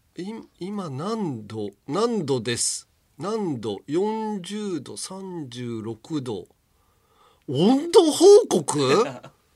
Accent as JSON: {"language": "Japanese", "region": "Hiroshima", "country": "Japan", "tie": "born or raised there", "moved": "yes"}